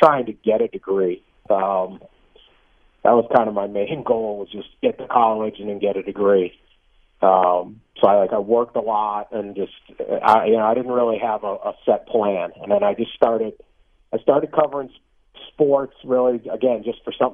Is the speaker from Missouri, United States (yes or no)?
no; Boston, Massachusetts, United States; moved away as an adult; also born or lived in Chicago / Detroit / California; I grew up in the South Shore of Boston